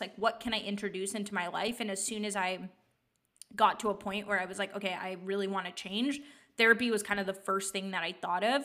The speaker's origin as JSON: {"language": "English", "area": "East Bay, Bay Area", "region": "California", "country": "United States", "tie": "born or raised there", "also_born_or_lived": "Santa Barbara / San Francisco", "lives_now": "Los Angeles, United States", "said": "but I did grow up in the Bay Area, so in the East Bay"}